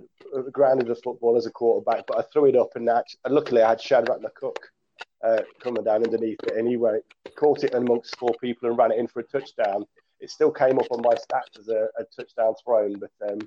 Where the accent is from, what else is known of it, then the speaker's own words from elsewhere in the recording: Coventry, West Midlands, United Kingdom; born and bred in Coventry